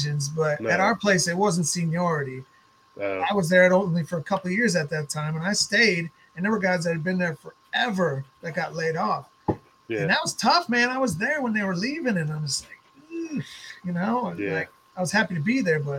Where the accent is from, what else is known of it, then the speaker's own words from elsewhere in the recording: Minnesota, United States; moved away as an adult; also born or lived in Fargo, North Dakota / Portland, Oregon; I'm from Minnesota